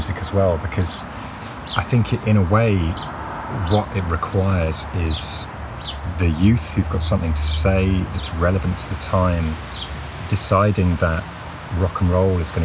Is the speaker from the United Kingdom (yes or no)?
yes; near Stratford, West Midlands, United Kingdom; I grew up near Stratford